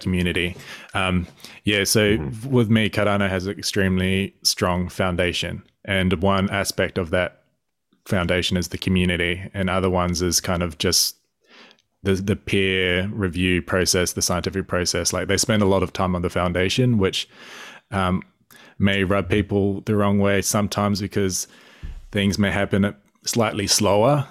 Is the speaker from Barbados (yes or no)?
no; New Zealand; I'm a Kiwi myself. I'm a Māori, so Indigenous New Zealander